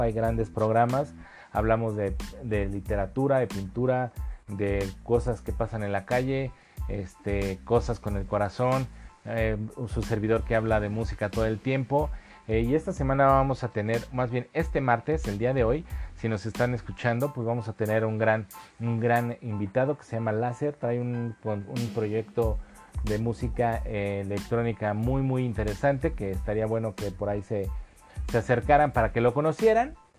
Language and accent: Spanish; Mexico; somos mexicanos y adoramos este país